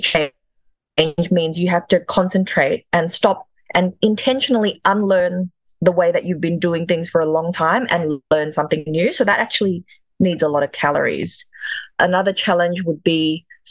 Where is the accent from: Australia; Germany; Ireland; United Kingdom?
Australia; Perth, Western Australia; also born or lived in Jakarta, Indonesia; I'm Indonesian. I was born in Jakarta, the capital. I came to Australia in the single digits, and my family, I moved with my grandparents. They first settled in Perth